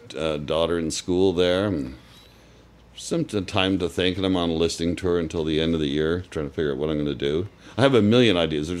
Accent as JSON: {"language": "English", "country": "Canada", "moved": "yes"}